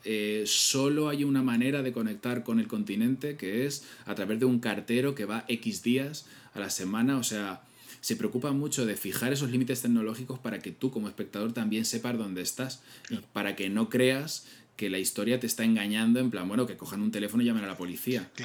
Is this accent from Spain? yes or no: yes; Castilla-La Mancha, Spain; como tú y como yo, que somos manchegos, esos pueblos es que es, nuestra niñez